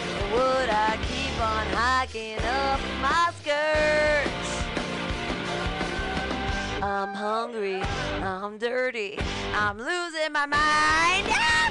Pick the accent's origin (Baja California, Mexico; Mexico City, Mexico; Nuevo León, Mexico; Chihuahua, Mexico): Baja California, Mexico; Mexicali; I'm from Mexicali, Mexico.